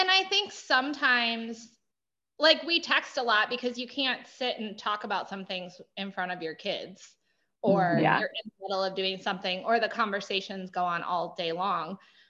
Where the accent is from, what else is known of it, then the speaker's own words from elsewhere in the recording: Minnesota, United States; Minnesota. And I did go to public school.